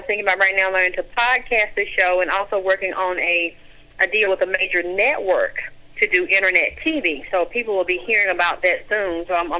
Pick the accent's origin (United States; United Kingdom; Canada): United States; Georgia; Yeah, I'm from Georgia.